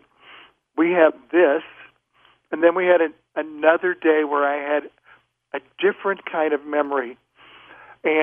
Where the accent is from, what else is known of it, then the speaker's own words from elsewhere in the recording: Nebraska, United States; also born or lived in Boston; I was from Nebraska when I was a little kid